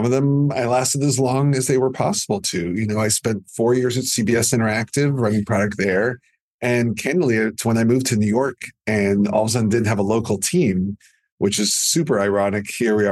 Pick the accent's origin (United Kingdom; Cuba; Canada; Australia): Canada; I'm too Canadian